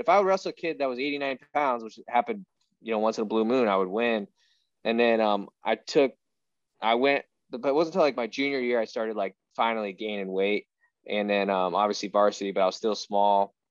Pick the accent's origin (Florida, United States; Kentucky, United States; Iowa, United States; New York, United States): Iowa, United States; growing up in Iowa, there's so many division one athletes that come out of here in wrestling